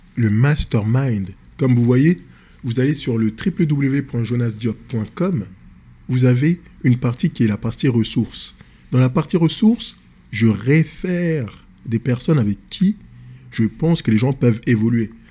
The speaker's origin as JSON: {"language": "French", "country": "France", "tie": "born or raised there", "said": "Je suis d'origine sénégalaise. Je suis né en France, grandi en France. Dans les banlieue"}